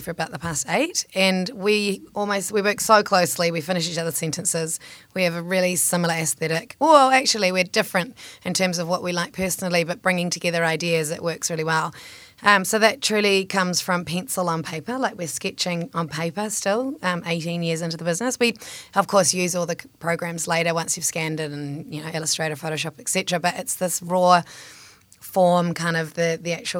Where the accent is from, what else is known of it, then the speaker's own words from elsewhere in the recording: Papakura, Auckland, New Zealand; I was growing up in Papakura